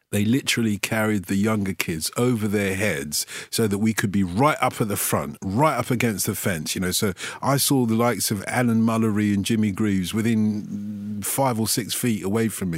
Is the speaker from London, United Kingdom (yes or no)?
yes; London, United Kingdom; I grew up in Tottenham